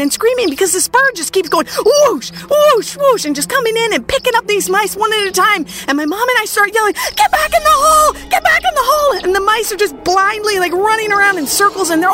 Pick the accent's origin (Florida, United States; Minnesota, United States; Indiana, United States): Minnesota, United States; I grew up in Minnesota